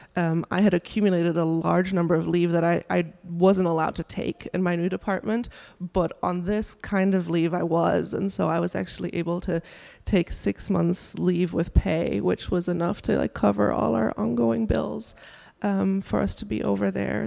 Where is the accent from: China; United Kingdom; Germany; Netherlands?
Germany; now in Durham, United States; I'm from Germany originally, and my family lives in Germany